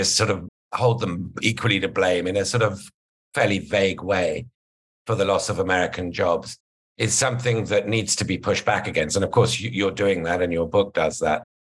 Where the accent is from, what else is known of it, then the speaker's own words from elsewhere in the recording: United Kingdom; as a Brit, and I'll get to this maybe a bit later in the conversation, as somebody from a country that's left the largest regional trading and single market in the world